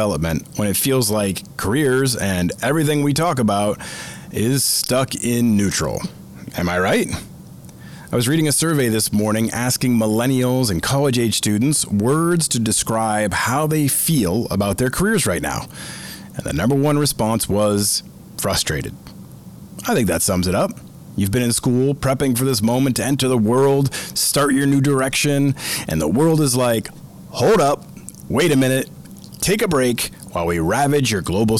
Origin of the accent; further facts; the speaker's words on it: Boston, Massachusetts, United States; I grew up in the Northeast, in Boston, in the Boston area